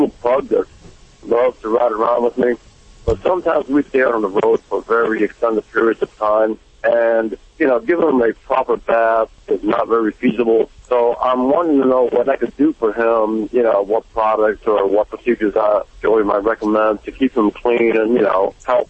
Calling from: Lake Park, Georgia, United States; Well, right now I'm in Lake Park, Georgia. Yes, sir. I'm a truck driver

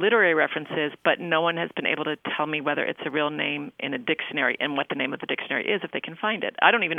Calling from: Valdosta, Georgia, United States; I'm from Valdosta, Georgia.

